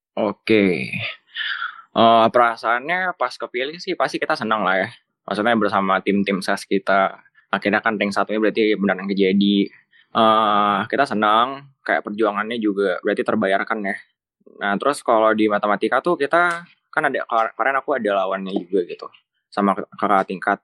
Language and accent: Indonesian; Jakarta, Indonesia; now in Bandung, Indonesia; aku dari Jakarta